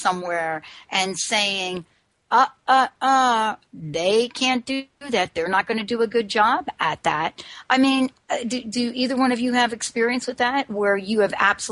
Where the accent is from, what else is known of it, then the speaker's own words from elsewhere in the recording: New York, United States; I grew up in New York